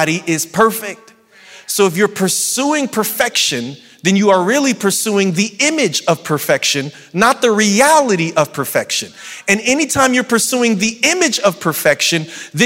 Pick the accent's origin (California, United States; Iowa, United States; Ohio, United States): California, United States; San Bernardino; accent: San Bernardino dialect; I'm from San Bernardino and now I'm a public speaker and there's a San Bernardino dialect